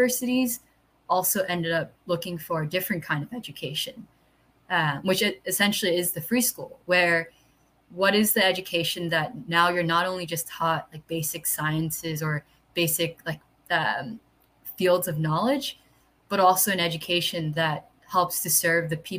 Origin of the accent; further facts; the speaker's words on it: New York City, New York, United States; moved away as an adult; now in Philadelphia, United States; growing up in New York City